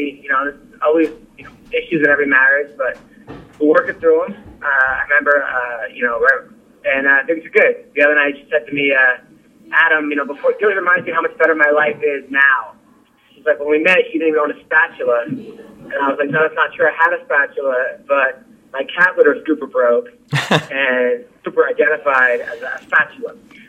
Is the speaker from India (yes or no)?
no; Australia; accent: Australian; I think some people actually want to hear my Australian accent.